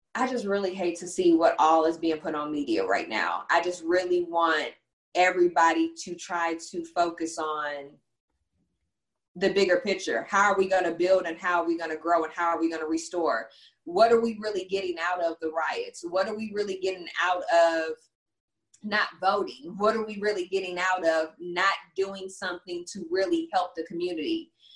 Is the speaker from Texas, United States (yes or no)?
yes; Texas, United States; also born or lived in Houston; I'm from Texas